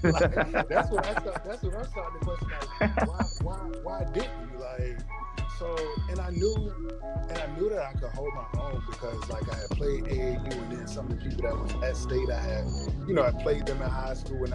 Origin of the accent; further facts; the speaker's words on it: Charles City, Virginia, United States; growing up in Charles City